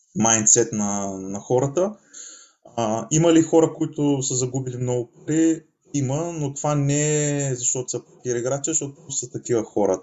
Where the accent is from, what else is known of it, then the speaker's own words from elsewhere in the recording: Asenovgrad, Plovdiv Province, Bulgaria; moved away as an adult; also born or lived in Varna; now in Spain; Израснал съм в Асеновград